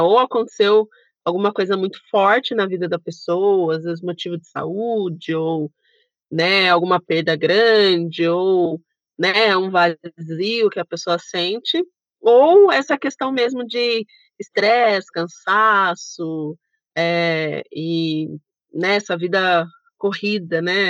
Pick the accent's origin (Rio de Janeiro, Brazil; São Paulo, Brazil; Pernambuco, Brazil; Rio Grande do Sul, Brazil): São Paulo, Brazil; Sorocaba; Nós somos de Sorocaba